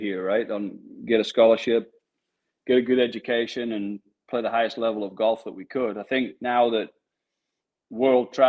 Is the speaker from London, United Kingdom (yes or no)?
no; Durham, North East England, United Kingdom; moved away as an adult; also born or lived in Tennessee; now in San Antonio, United States; Durham City Golf Club where I grew up in England.